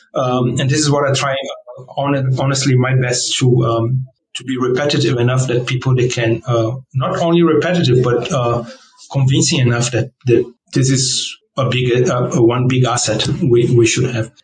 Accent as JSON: {"language": "English", "country": "Brazil", "tie": "born or raised there", "also_born_or_lived": "South Korea / Jakarta, Indonesia / Germany", "first_language": "Portuguese", "second_language": "English", "moved": "yes", "said": "I was born in Brazil, right? So um, we always at home we always spoke in Portuguese um, in Brazil"}